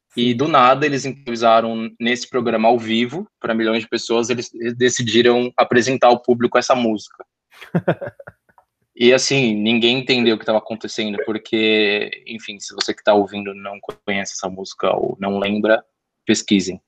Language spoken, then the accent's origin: Portuguese; Brazil; sendo brasileiro